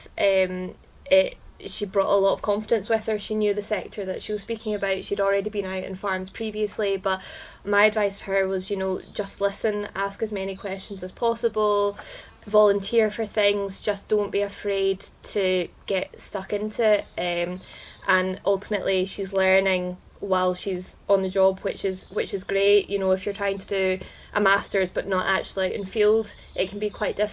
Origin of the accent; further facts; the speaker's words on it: Ayrshire, Scotland, United Kingdom; also born or lived in Cirencester / Yorkshire; I am a dairy farmer's daughter, born and bred in Ayrshire